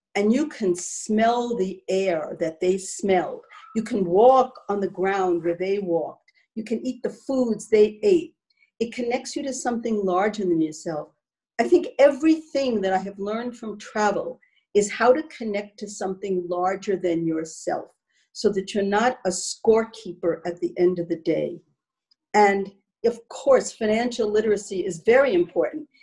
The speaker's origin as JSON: {"language": "English", "country": "United States", "said": "as an American"}